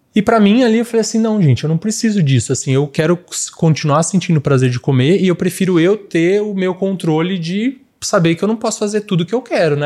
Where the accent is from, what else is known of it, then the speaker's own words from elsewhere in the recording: São Carlos, São Paulo, Brazil; Eu sou de São Carlos